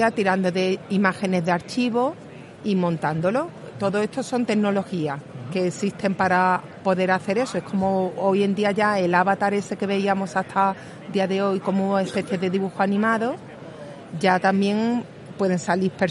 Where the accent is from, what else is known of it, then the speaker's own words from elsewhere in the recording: Málaga, Andalusia, Spain; accent: Málaga; pongo ejemplos de Málaga porque no sé si se notará por el acento que soy